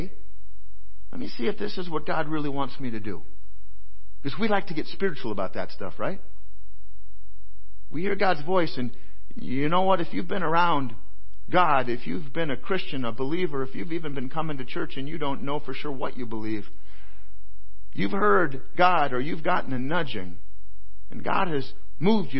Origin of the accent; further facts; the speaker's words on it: Iowa, United States; moved away; I was born in Iowa. I dearly love the place